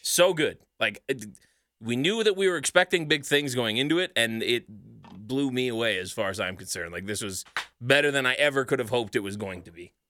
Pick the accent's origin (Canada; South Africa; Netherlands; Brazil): Canada; Sherwood Park, Alberta